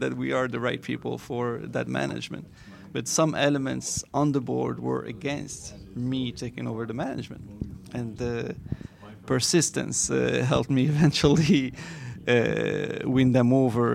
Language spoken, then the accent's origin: English; Morocco; now in Miami, United States; I'm from Morocco. Yes, that's where I was born.